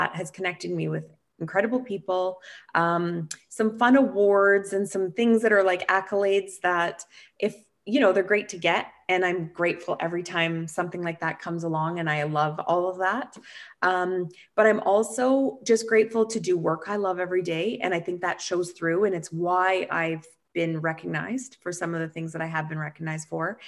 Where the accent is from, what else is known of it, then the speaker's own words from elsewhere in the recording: Canada; I'm from Canada